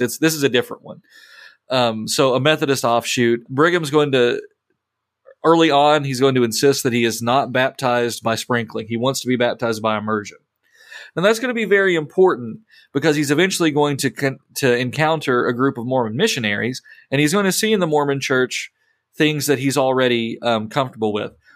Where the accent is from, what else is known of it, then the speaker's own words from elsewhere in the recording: England, United Kingdom; moved away; I'm an English man in the Missouri Synod